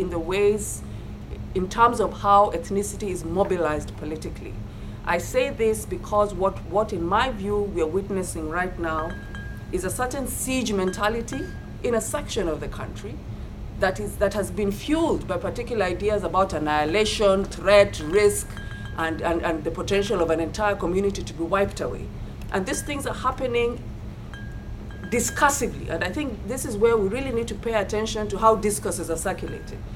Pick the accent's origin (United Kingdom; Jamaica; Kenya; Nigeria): Kenya; as a Kenyan and as a scholar